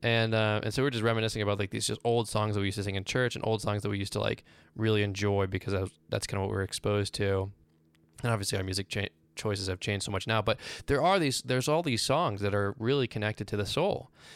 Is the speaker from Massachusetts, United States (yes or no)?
yes; Boston, Massachusetts, United States; also born or lived in Virginia; Well, I'm from Boston, but most of my life, adult life, was spent in Virginia.